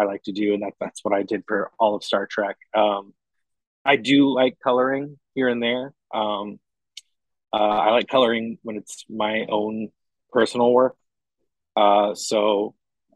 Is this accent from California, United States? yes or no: no; Indianapolis, Indiana, United States; I am from Indianapolis, Indiana, local artist